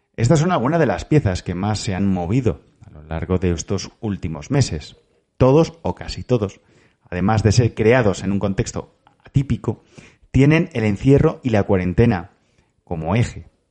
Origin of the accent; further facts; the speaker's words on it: Valencian Community, Spain; como valenciano